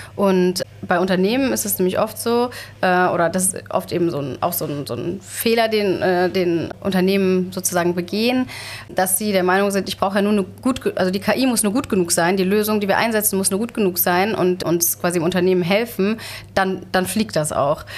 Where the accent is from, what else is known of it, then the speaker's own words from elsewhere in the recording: Germany; bei uns in Deutschland